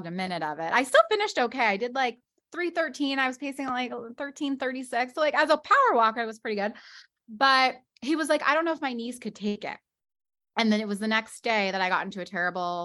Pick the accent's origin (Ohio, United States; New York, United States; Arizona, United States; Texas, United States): Arizona, United States; Scottsdale; moved away as an adult; now in Los Angeles, United States; I'm originally from Scottsdale, Arizona, but I've lived in the west side of Los Angeles now for almost 15 years.